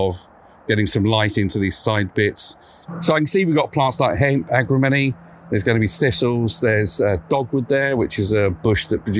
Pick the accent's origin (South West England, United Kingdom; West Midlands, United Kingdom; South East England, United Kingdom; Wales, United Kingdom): South East England, United Kingdom; Sussex; moved away; I'm originally from Sussex, which is over the border